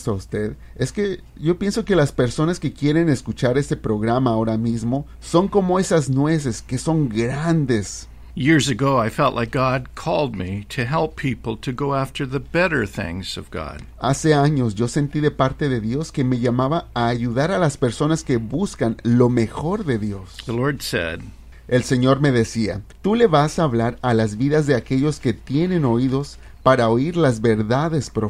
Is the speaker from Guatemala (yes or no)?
yes; Guatemala; now in United States; Después con el tiempo me vine de Guatemala a los Estados Unidos, ya hace como 30 años.